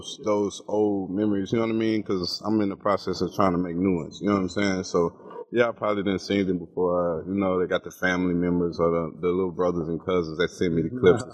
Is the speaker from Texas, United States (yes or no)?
yes; Palestine, Texas, United States; I went to Palestine